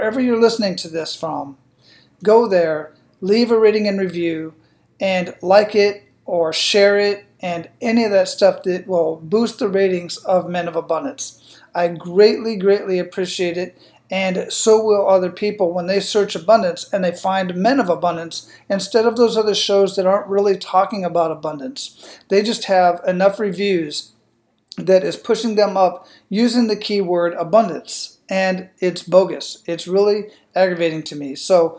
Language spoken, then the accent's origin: English; United States; born there; I was lucky that I was born in the United States or as a United States citizen or in the part of the world where I can speak and think freely.